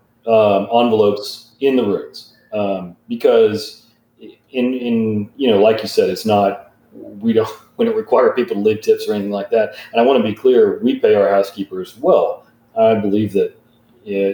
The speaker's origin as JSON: {"language": "English", "town": "Eureka Springs", "region": "Arkansas", "country": "United States", "tie": "born or raised there", "said": "I grew up in Eureka Springs"}